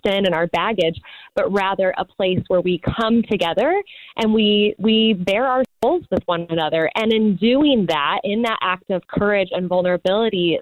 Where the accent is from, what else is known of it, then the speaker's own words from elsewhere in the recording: Midwest, United States; now in Los Angeles, United States; I'm from the Midwest.